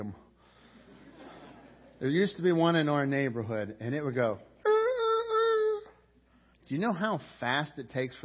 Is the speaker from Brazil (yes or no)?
no; Pittsburgh, Pennsylvania, United States; coming from Pittsburgh